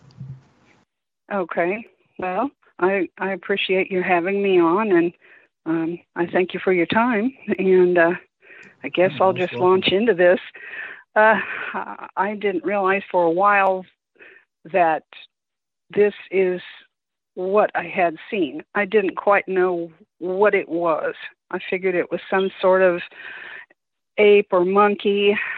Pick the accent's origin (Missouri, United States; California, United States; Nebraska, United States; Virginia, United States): Missouri, United States; Kansas City; moved away; I grew up in Kansas City, Missouri